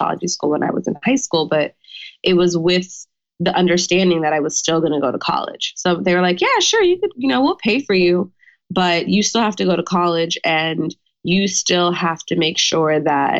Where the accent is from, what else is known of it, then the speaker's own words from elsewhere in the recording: Orange County, California, United States; moved away as an adult; now in Washington, D.C., United States; California native. Yes. I grew up in Orange County